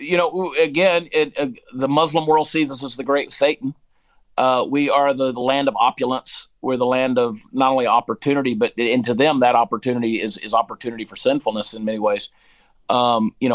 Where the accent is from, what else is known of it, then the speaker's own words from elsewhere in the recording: Georgia, United States; also born or lived in New Jersey; I grew up in Georgia